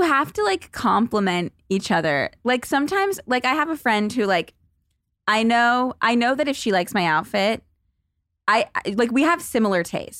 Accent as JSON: {"language": "English", "town": "Los Angeles", "region": "California", "country": "United States", "tie": "born or raised there", "said": "I was in, like, the suburbs of L"}